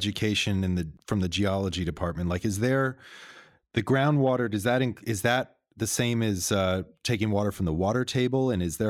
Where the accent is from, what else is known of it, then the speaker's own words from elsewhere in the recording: Northeast, United States; now in New York, United States; I mean, because I'm in New York and I grew up in the Northeast